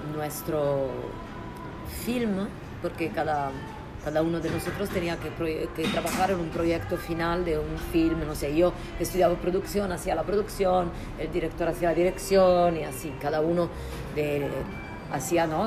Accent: Italy; Spanish is a second language; moved away as an adult; also born or lived in Prague, Czech Republic; now in Barcelona, Spain; yo soy italiana

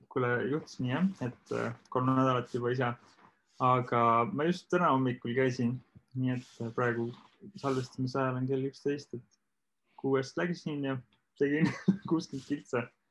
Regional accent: Saare County, Estonia; moved away; ma olen ka Saaremaalt pärit

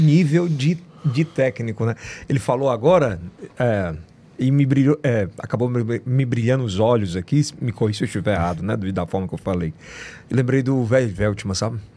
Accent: Northeast Region, Brazil; E eu sou nordestino com muito orgulho

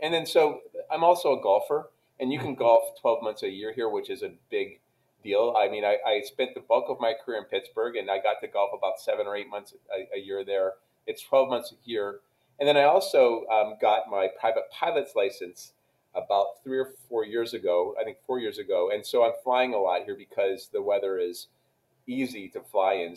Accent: Canada; moved away as an adult; now in Dallas, United States; I grew up in Canada

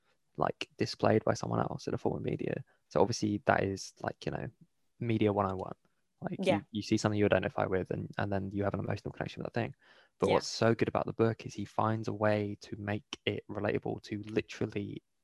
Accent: Bristol, South West England, United Kingdom; I'm from Bristol.

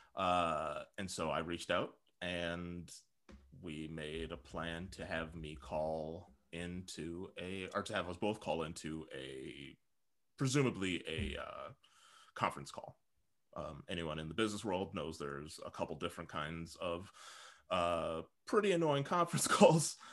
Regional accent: Saint Paul, Minnesota, United States; now in Portland, United States; I'm from Saint Paul

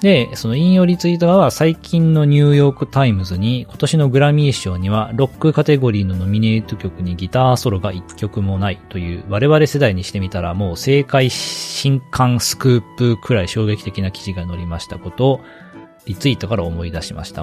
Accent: Kagawa, Japan; moved away; 僕香川出身なんですけど

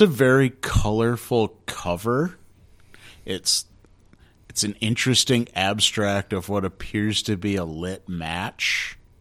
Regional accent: Grand Rapids, Michigan, United States; my hometown here in Grand Rapids

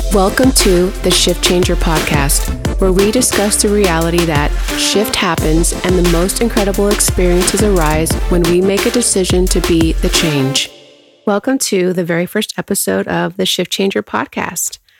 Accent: Houston, Texas, United States; I am born and raised in Houston.

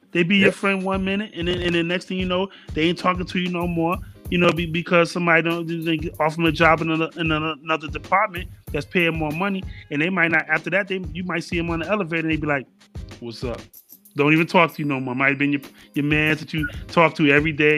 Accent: New York City, New York, United States; I was born in Harlem.

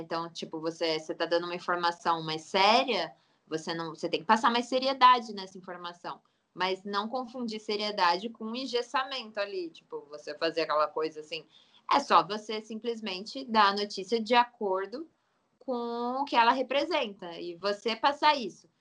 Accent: Pindamonhangaba, São Paulo, Brazil; also born or lived in Taubaté; Eu nasci em Taubaté, mas eu morei minha vida inteira quase em Pindamonhangaba, que fica uns 15 minutos de Taubaté, tudo ali Vale do Paraíba

